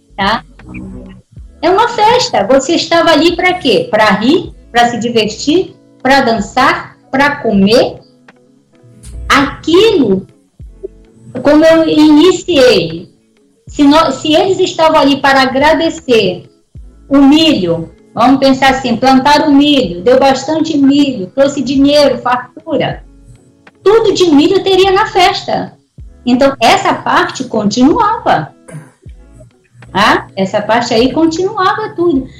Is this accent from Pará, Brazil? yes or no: yes; Pará, Brazil; moved away; Eu não vim do Nordeste, eu vim do Norte